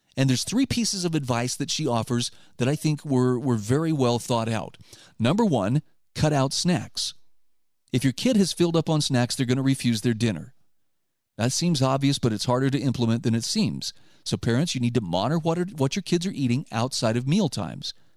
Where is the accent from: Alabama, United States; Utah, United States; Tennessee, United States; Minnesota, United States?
Utah, United States; my home state of Utah